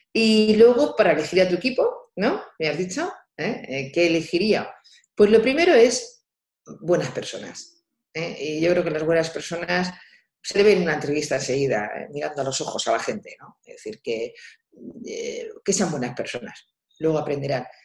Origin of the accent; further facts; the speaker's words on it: Albacete, Castilla-La Mancha, Spain; moved away as an adult; also born or lived in Madrid; siendo la hija mayor, que este, soy de Albacete, una ciudad pequeña